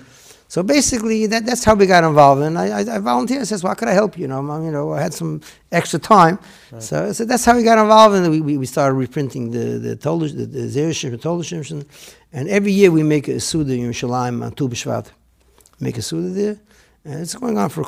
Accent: New York City, New York, United States; English is a second language; also born or lived in Netanya, Israel; I grew up in Williamsburg

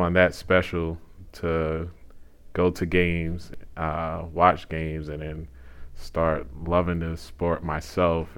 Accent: New York City, New York, United States; moved away as an adult; now in Halifax, Canada; I'm from Queens, New York

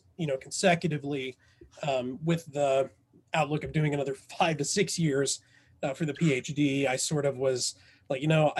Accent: Southern Indiana, United States; I was raised in Southern Indiana. Basically, and we were so poor, we lived in a trailer park in the country.

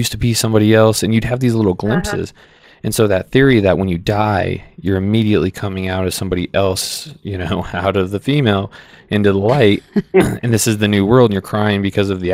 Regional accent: Phoenix, Arizona, United States; I did grow up in a rough town, North Phoenix

